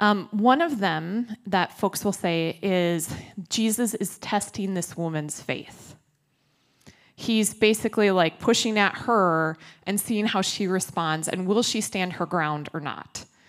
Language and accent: English; Minneapolis, Minnesota, United States; You know, it's like, I'm from Minneapolis, I'm a Minnesotan, kind of, right?